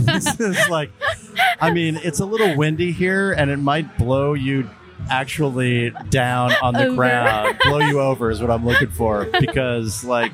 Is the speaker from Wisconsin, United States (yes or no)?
no; Southern California, United States; I'm from Southern California.